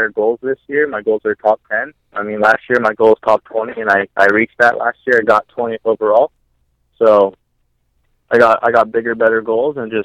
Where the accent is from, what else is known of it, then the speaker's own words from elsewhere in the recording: Seattle, Washington, United States; my hometown race is gone